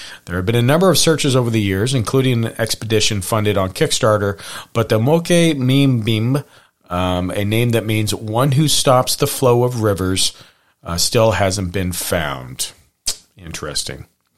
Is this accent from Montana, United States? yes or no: yes; Hamilton, Montana, United States; And even me growing up near Hamilton, Montana, we had Lake Como, and there was the big monster of Lake Como.